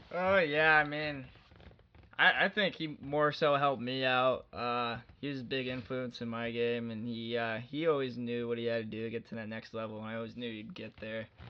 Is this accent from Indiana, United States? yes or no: yes; Columbus, Indiana, United States; also born or lived in Carmel, Indiana; I grew up in uh, an hour away from the Indianapolis area in Columbus, Indiana